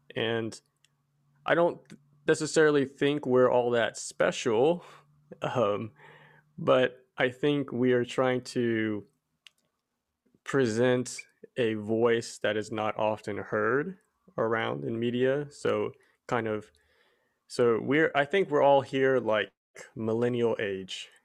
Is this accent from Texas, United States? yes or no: yes; Abilene, Texas, United States; I was actually born and raised in Abilene, Texas, of all places